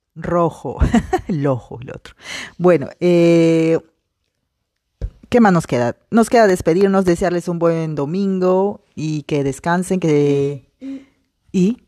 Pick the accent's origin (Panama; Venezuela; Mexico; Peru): Peru; moved away; algo así que diríamos en Perú, ¿no? En mi país